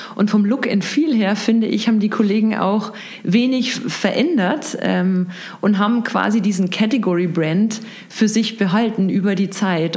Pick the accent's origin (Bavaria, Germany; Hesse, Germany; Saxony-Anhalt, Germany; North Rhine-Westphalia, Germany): Bavaria, Germany; Regensburg; moved away as an adult; Ich bin tatsächlich hier in Regensburg geboren